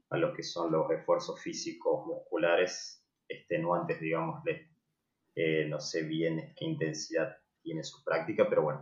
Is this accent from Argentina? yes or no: yes; Salta, Argentina; now in Córdoba, Argentina; yo soy originario de Salta